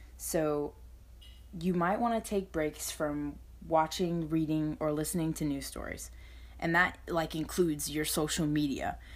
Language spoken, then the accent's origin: English; Northwest Florida, United States; I'm from Northwest Florida, and I'm currently a high school student.